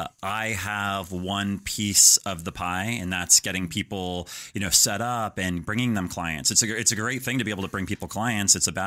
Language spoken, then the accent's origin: English; Denver, Colorado, United States; Colorado, Denver.